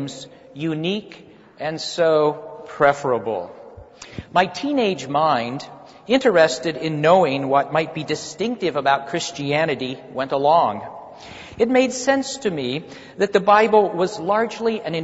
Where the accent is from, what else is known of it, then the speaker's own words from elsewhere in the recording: Kansas, United States; moved away; I'm from Kansas